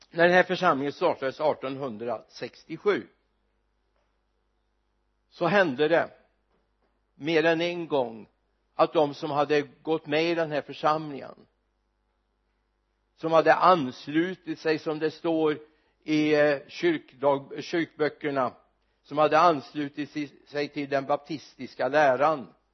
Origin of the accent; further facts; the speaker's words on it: Mariestad, Västra Götaland, Sweden; i min hemort Mariestad